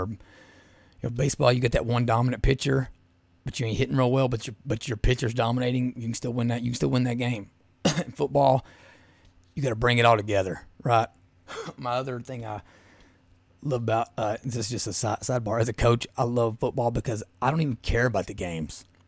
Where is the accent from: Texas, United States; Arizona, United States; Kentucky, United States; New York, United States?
Kentucky, United States; Southeast; growing up in Southeast Kentucky